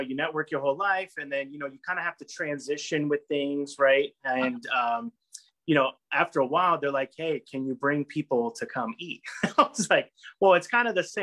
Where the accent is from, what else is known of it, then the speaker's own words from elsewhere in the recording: California, United States; now in Rhode Island, United States; I'm originally from California. I actually moved to Rhode Island by complete accident.